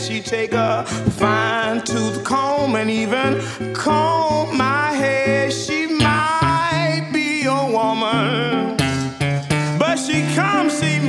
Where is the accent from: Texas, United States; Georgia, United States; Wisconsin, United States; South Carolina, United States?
Georgia, United States; Greenville; I am 22 years of age. I am from Greenville, Georgia. Yeah, it's a little town. Right here in the Peach State.